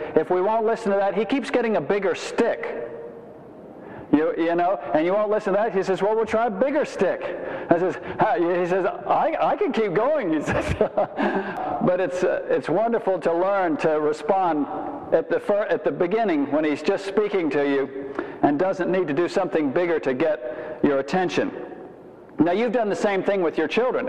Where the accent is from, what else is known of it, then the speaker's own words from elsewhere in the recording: Savannah, Georgia, United States; I'm from Savannah